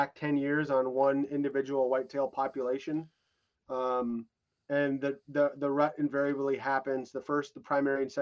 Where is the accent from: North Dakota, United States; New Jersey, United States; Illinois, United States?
North Dakota, United States; I was growing up in North Dakota